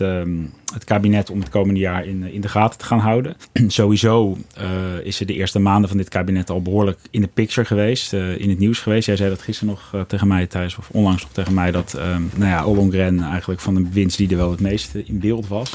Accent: Rotterdam, South Holland, Netherlands; ik ben zelf een Rotterdammer

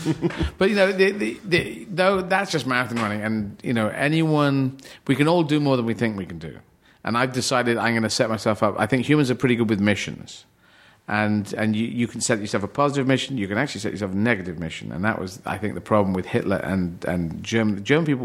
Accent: Aden, Yemen; born there; And I was born in Yemen. I was born in Aden in Yemen, and they have a very tough time there.

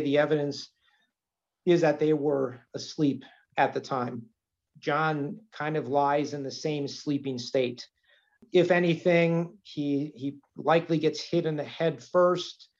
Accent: Milwaukee, Wisconsin, United States; now in Green Bay, United States; I'm a transplant from Milwaukee, so I didn't grow up in in Green Bay

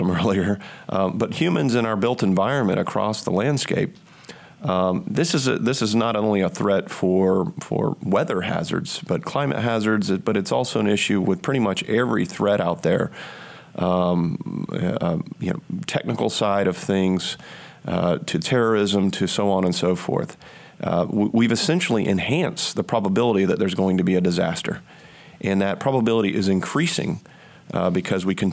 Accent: the South, United States; as a Southerner

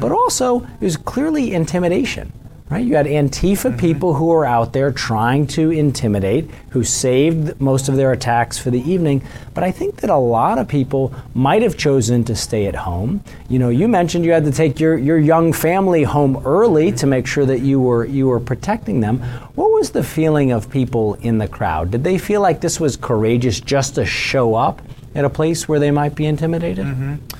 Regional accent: Missouri, United States; my home state of Missouri

